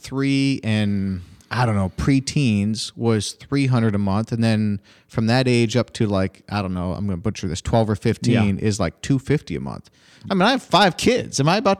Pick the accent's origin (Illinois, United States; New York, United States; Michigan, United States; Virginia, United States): New York, United States; Finger Lakes; I grew up in the Finger Lakes area.